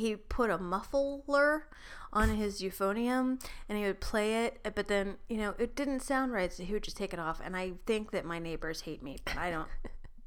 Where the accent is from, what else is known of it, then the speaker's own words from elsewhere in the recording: Pittsburgh, Pennsylvania, United States; moved away; also born or lived in Florida; my mother and I, when I was little, went to a little place in Pittsburgh, in Green Tree, Pittsburgh, near Pittsburgh